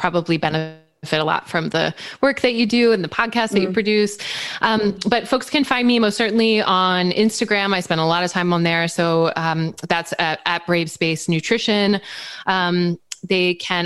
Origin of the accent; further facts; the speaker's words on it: East Coast, United States; I grew up on the East Coast